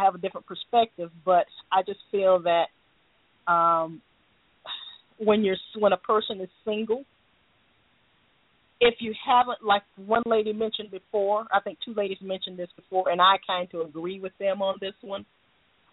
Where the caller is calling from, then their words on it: Tampa, Florida, United States; I'm calling from Tampa, Florida